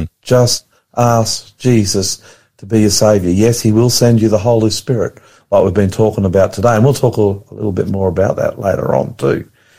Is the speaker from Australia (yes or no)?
yes; Australia; I'm the Aussie pastor.